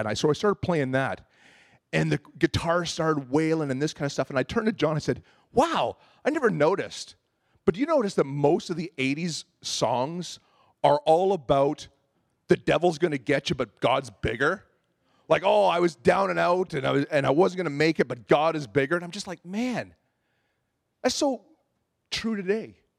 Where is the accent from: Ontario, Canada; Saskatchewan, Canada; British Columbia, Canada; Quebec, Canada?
Ontario, Canada; moved away as an adult; I was a boy from Ontario, and I remember moving out here back when I was twenty years old